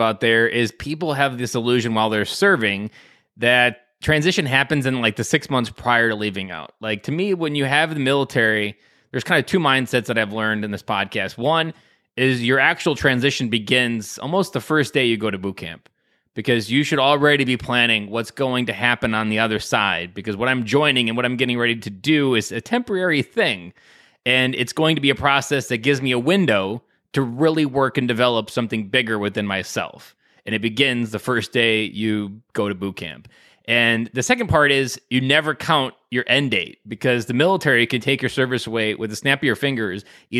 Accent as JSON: {"language": "English", "region": "Wisconsin", "country": "United States", "said": "I'm from Wisconsin."}